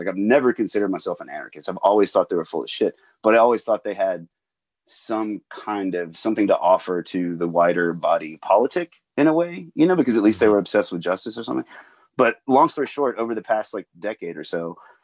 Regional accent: Atlanta, Georgia, United States; I grew up in Atlanta

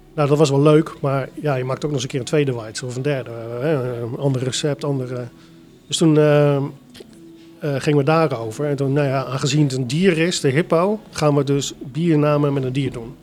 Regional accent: Delft, South Holland, Netherlands; mijn geboortestad. Ik ben ook echt wel heel erg verknocht in, eh, aan, aan, aan, Delft

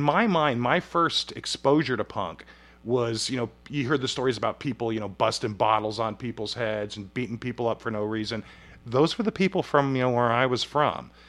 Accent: Huntington Beach, California, United States; I grew up in Huntington Beach

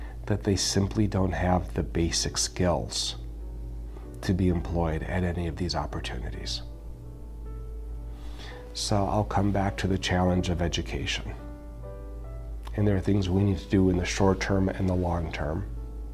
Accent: United States; also born or lived in Milwaukee; I take great pride in being a Hispanic American. But at the end of the day, I am American

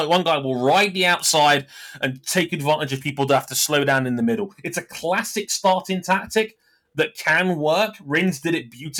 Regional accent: United Kingdom; as a Brit

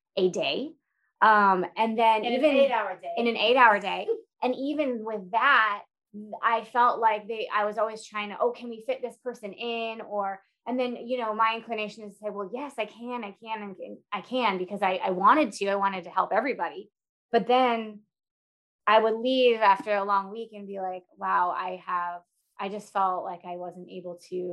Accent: Boston, Massachusetts, United States; moved away as an adult; now in Dallas, United States; I'm originally from Boston, Massachusetts, where I went to PT school there

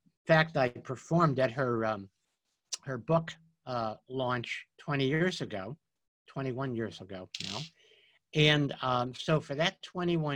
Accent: New York, United States; I grew up in New York

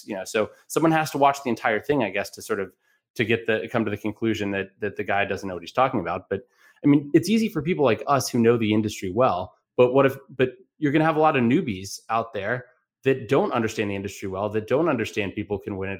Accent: Alexandria, Virginia, United States; my hometown of Alexandria, Virginia

